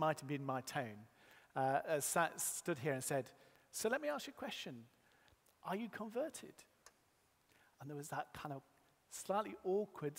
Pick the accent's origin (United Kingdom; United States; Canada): United Kingdom; Yorkshire and the Humber; I was born in Yorkshire.